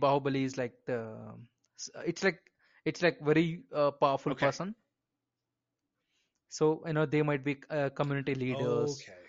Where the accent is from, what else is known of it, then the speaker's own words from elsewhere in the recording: India; And I'm Indian and I fucking agree with you.